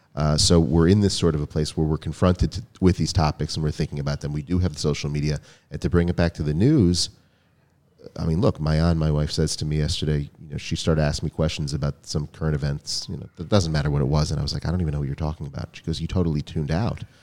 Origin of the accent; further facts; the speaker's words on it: United States; growing up in America